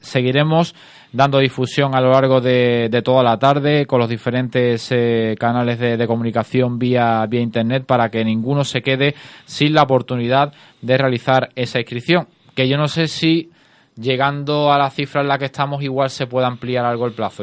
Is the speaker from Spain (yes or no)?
yes; Cádiz, Andalusia, Spain; todos los que somos de, aquí de Cádiz